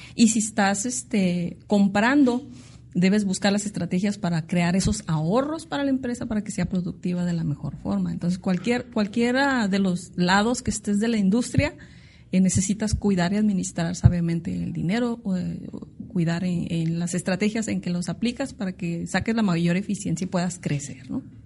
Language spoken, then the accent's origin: Spanish; Tijuana, Baja California, Mexico; soy una tijuanense de tercera generación. De hecho, mis raíces son de aquí de La Baja